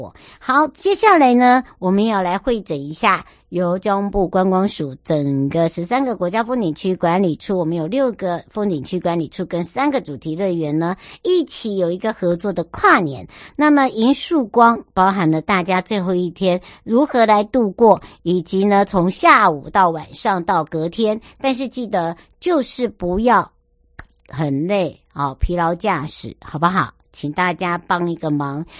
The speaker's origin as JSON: {"language": "Chinese", "region": "Penghu County", "country": "Taiwan", "said": "那结合这样的一个体验呢，就是可以去深度的了解我们澎湖人。"}